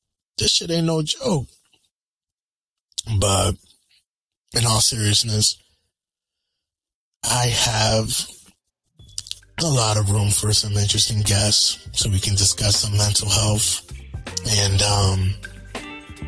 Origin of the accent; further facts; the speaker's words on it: Connecticut, United States; I'm from Connecticut.